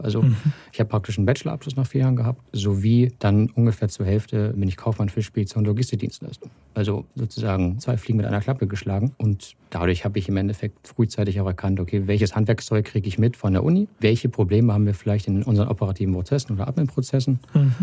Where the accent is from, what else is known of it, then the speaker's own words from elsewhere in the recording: Hanover, Lower Saxony, Germany; moved away as an adult; also born or lived in Salzgitter / Wolfsburg; ich komme aus Hannover. Das ist ähm, 80 Kilometer weiter westlich, die A2 hoch. Und ja, dort geboren, dort zur Schule gegangen